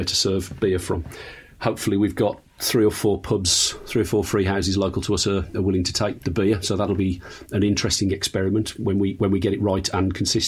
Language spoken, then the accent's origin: English; Black Country, West Midlands, United Kingdom; I was born in the Black Country